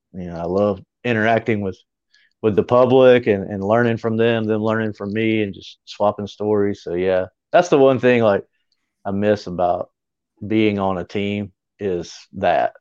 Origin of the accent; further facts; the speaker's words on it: Greer, South Carolina, United States; my hometown, which is Greer.